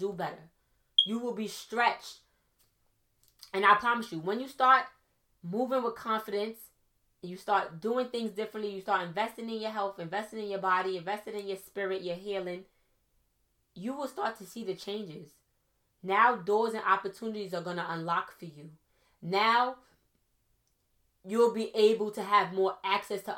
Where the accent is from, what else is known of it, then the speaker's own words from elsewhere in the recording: New York City, New York, United States; also born or lived in Trinidad and Tobago; I'm from Brooklyn